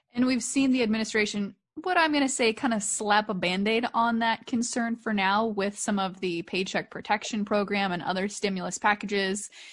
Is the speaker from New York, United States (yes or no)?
no; Columbus Junction, Iowa, United States; the Tyson facility in my hometown, Columbus Junction